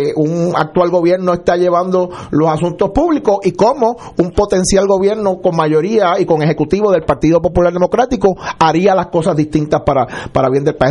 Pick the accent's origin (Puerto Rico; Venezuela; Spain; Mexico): Puerto Rico; siendo, siendo puertorriqueño